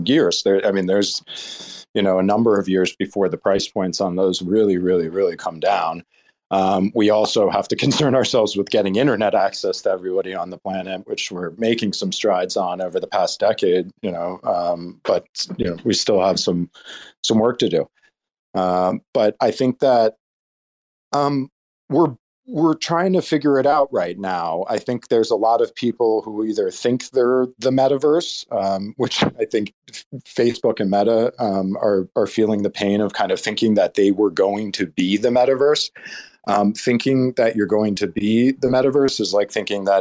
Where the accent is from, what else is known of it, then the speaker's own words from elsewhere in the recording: New Jersey, United States; I grew up in New Jersey